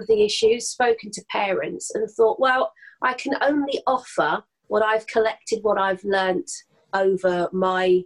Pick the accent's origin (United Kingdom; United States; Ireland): United Kingdom; London; I'm a Londoner